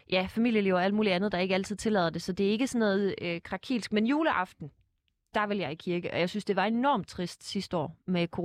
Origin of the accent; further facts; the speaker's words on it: Fredericia, Southern Denmark, Denmark; Jeg er fra Fredericia. Fredericia ja.